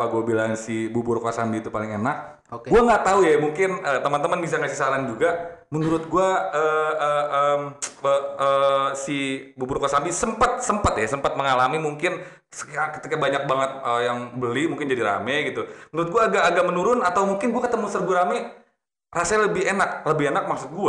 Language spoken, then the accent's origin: Indonesian; Bekasi, West Java, Indonesia; gue kan uh, lahir di Bekasi ya, gede-gede yeah. di Bekasi.